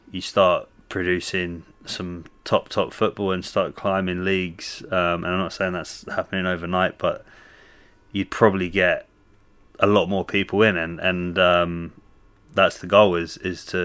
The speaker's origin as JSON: {"language": "English", "region": "London", "country": "United Kingdom", "tie": "born or raised there", "also_born_or_lived": "Canada", "said": "I went to school kind of around the North London area"}